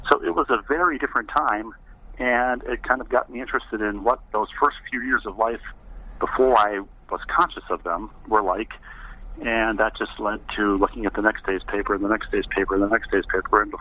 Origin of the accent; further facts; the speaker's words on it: Elmhurst, Illinois, United States; born there; I was born in Elmhurst, Illinois, just outside of Chicago.